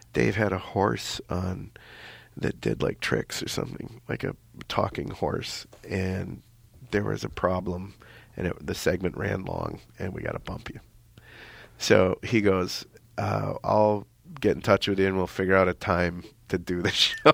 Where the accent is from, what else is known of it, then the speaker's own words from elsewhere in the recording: Minnesota, United States; I'm from Minnesota